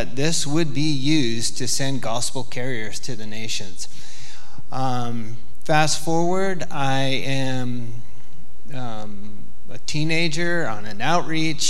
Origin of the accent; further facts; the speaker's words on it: Polson, Montana, United States; I grew up in Polson